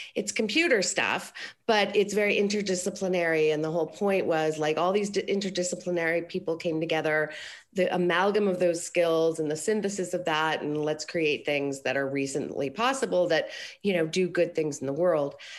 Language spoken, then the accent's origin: English; Aspen, Colorado, United States; now in Los Angeles, United States; I grew up in Colorado